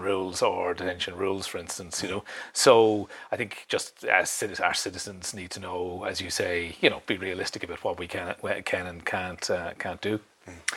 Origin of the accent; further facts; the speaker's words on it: Ireland; moved away as an adult; now in Sweden; it's very easy as Irish people to, to live in, and, and, work here.